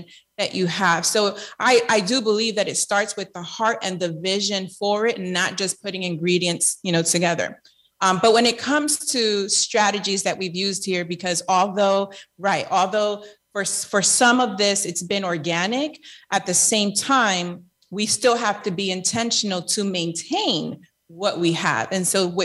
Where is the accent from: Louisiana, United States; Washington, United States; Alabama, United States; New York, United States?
New York, United States; New York City; moved away as an adult; also born or lived in Lakeland, Florida; now in Tampa, United States; I grew up in Queens, New York.